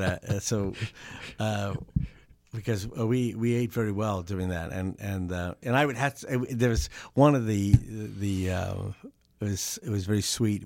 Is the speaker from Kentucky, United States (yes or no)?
no; Southern California, United States; I, I grew up in Southern Cal